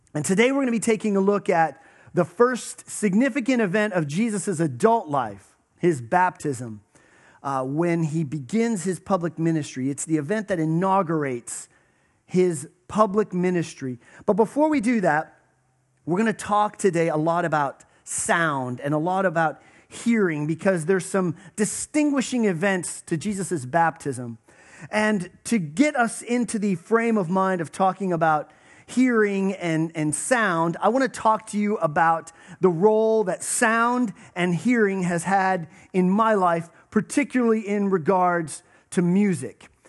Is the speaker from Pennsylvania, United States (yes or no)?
yes; Western Pennsylvania, United States; I grew up in Western Pennsylvania